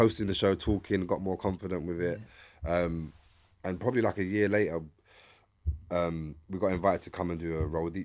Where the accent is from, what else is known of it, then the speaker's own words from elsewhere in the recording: London, United Kingdom; I'm from East London